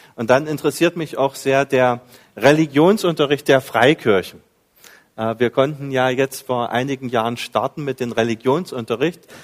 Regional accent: Dessau, Saxony-Anhalt, Germany; moved away as an adult; also born or lived in Carinthia, Austria; now in Villach, Austria; ich bin ein Ossi, äh, Ostdeutschland, ganz in der Nähe von der Lutherstadt Wittenberg, 20 Kilometer davon, da liegt die Stadt Dessau

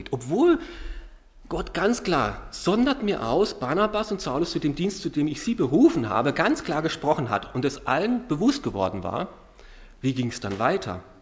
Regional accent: Karlsruhe, Baden-Württemberg, Germany; wir werden, wenn wir in Deutschland sind, immer wieder in meiner Heimatstadt äh, bei meinen Eltern unterkommen, in Karlsruhe sein.

